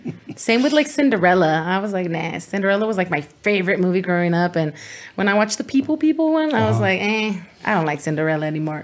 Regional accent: San Bernardino, California, United States; first language Spanish; English is a second language; also born or lived in Glendora, California / El Monte, California / Guanajuato, Mexico / Los Angeles, California; I grew up everywhere. Well, not everywhere. I grew up in San Bernardino.

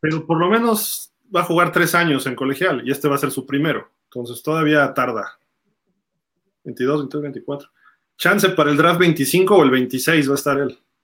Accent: Mexico; de México

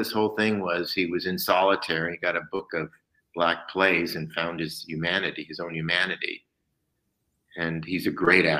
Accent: Detroit, Michigan, United States; Maybe because we're from Detroit.

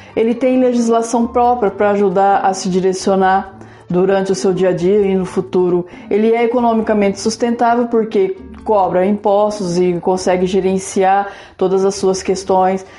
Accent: Brazil; Nós, brasileiros

